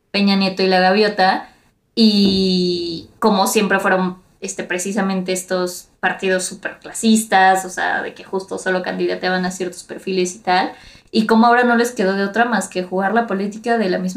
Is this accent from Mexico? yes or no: yes; Mexico; ya, todos somos mestizos, ya de que casi casi no hay gente indígena, todos somos mexicanos y lo que sea